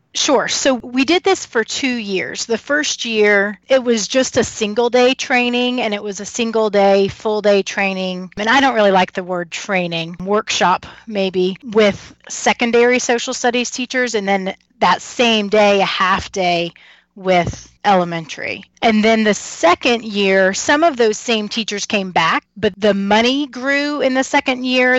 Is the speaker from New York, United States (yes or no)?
no; Kentucky, United States; moved away as an adult; also born or lived in North Carolina; now in Harrisonburg, United States; I'm from Kentucky